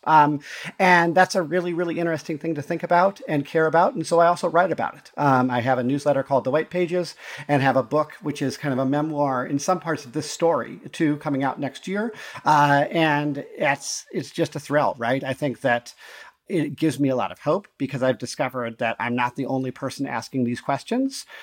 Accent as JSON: {"language": "English", "region": "Montana", "country": "United States", "tie": "born or raised there", "also_born_or_lived": "Chicago / Navajo Nation, New Mexico", "moved": "yes", "lives_now": "Milwaukee, United States", "said": "I grew up in Montana, primarily in a, you know, m, in a predominantly pretty white place"}